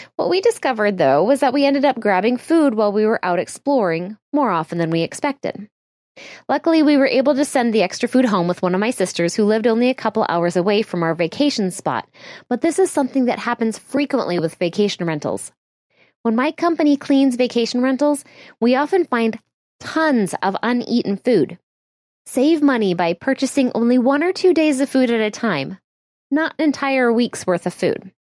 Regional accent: Midwest, United States; My family is full of super helpful people. We're from the Midwest

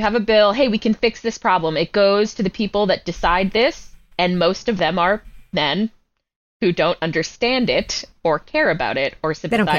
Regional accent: Derry, New Hampshire, United States; I'm from New Hampshire

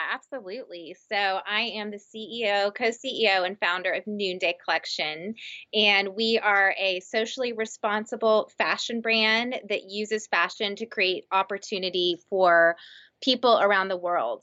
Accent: Texas, United States; I'm from Texas

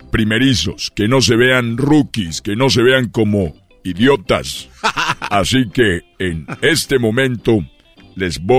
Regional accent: Guanajuato, Mexico; also born or lived in Mexico City; soy de Guanajuato

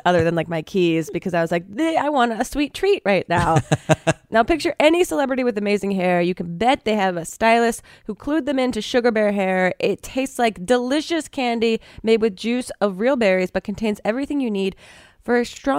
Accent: Woodbury Heights, New Jersey, United States; moved away; I grew up in Woolbury Heights.

